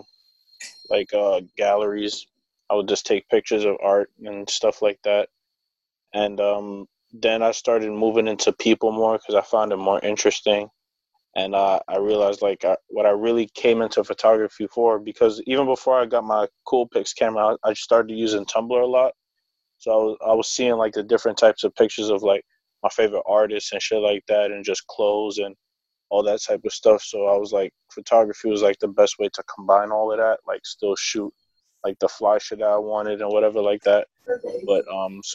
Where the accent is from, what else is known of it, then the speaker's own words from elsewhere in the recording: New York City, New York, United States; growing up in Brooklyn